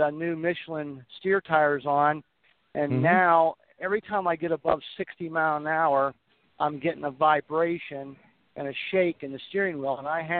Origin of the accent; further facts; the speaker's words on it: Georgia, United States; I am from Georgia, but I'm up in Pennsylvania right now.